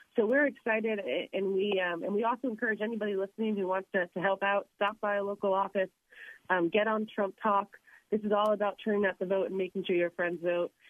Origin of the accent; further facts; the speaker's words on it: Florida, United States; my home state